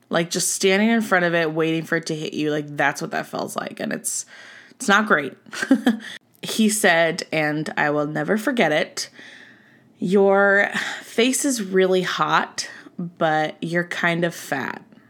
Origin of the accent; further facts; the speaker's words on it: Southern California, United States; I'm from Southern California